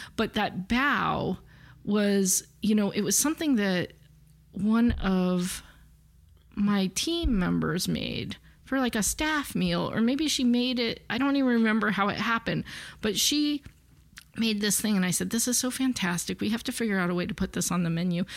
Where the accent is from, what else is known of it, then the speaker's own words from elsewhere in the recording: Los Angeles, California, United States; I grew up with born and raised in L A, so I kind of think of it as my hometown